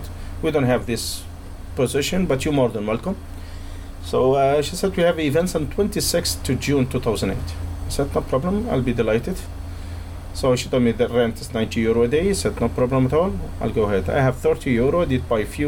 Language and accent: English; Tunisia; English is a second language; moved away as an adult; now in Cork, Ireland; I'm from Tunisia. I'm living here in Ireland nearly 19 years now